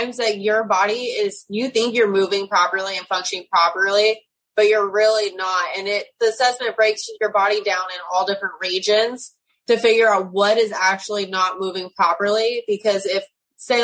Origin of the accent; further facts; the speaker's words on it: United States; now in Clinton, United States; I'm originally from the California, Arizona border and Nevada